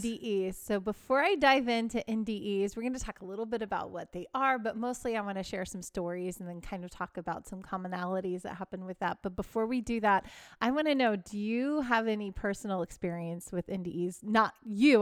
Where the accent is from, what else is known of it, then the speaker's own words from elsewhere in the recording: Texas, United States; I grew up in Texas, and it was a very religious area